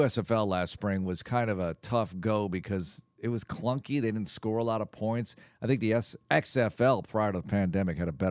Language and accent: English; Texas, United States; Yet I also feel like as a Texan, I don't want to see Wentz either